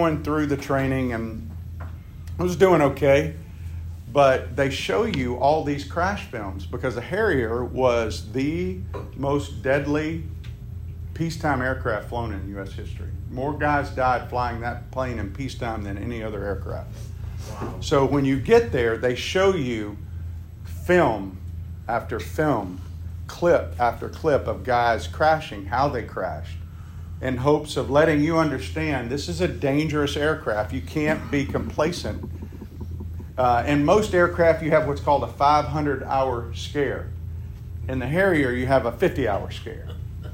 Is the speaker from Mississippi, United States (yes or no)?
yes; Meridian, Mississippi, United States; moved away; Meridian, Mississippi, my hometown.